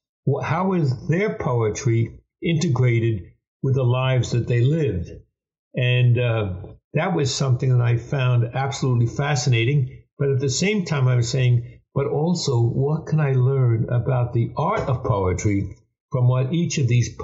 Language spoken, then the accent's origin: English; New York, United States; I'm from New York.